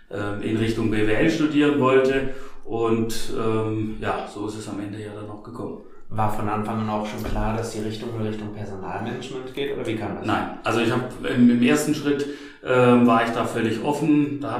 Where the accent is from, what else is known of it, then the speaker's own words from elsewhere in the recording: Stuttgart, Baden-Württemberg, Germany; ich komme ja ursprünglich aus Stuttgart und habe gesagt, okay, ich möchte gern raus von zu Hause einfach was Neues kennenlernen